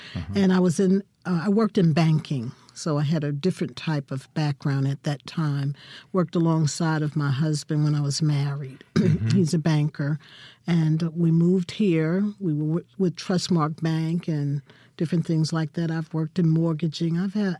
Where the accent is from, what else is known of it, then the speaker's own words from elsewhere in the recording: Newark, New Jersey, United States; moved away as an adult; also born or lived in Texas; now in Jackson, United States; I'm from Newark, New Jersey.